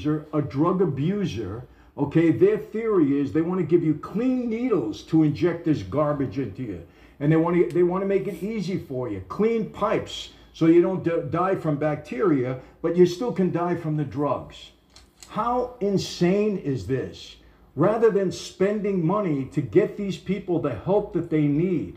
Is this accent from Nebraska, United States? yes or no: no; New York City, New York, United States; now in California, United States; I'm a New Yorker.